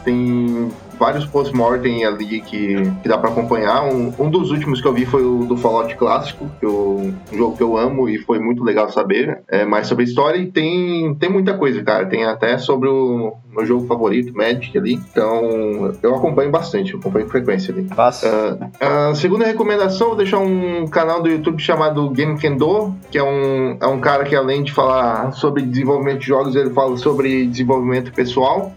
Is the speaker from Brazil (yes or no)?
yes; Criciúma, Santa Catarina, Brazil; eu sou, sou de Santa Catarina, nasci, nasci em Criciúma aqui